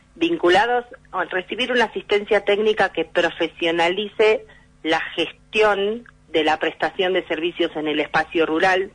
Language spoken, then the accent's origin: Spanish; Coronel Suárez, Buenos Aires Province, Argentina; yo soy nacida en Coronel Suárez, y cuando regreso a mi ciudad, después de haber vivido en Buenos Aires